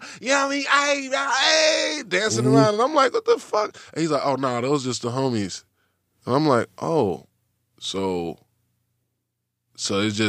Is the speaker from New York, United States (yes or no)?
no; Oakland, California, United States; Yeah, I'm from Oakland, bitch, you know what I'm saying?